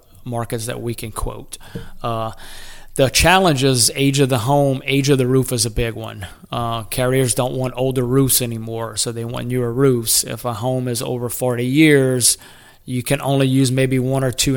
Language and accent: English; Golden Meadow, Louisiana, United States; moved away as an adult; now in Lafayette, United States; We grew up small town in Golden Meadow, all in the same neighborhood